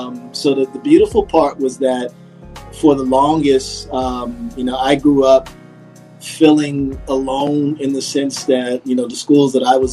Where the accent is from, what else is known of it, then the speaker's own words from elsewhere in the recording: Detroit, Michigan, United States; moved away; also born or lived in Germany / Washington, D.C. / Baltimore; I was born in Germany. I grew up mainly on the East Coast after I left Germany when I was like three. From D.C. to Baltimore to Detroit was my main hometown.